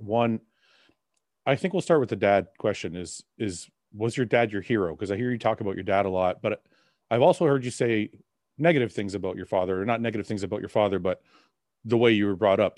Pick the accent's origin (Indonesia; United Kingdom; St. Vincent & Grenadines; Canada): Canada; my parents left Lebanon because of war and we came I was born in Canada though